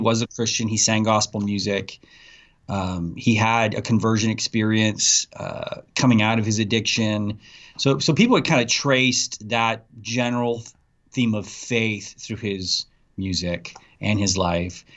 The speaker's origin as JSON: {"language": "English", "town": "Abilene", "region": "Texas", "country": "United States", "tie": "born or raised there", "said": "my hometown in Abilene, Texas"}